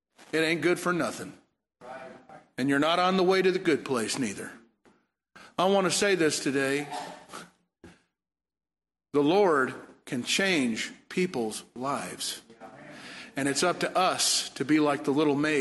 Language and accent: English; Warren, Michigan, United States; moved away; also born or lived in Detroit, Michigan / Indiana; I grew up in Warren. At a church in Warren, Michigan, and I remember singing that in Sunday school when I was a little boy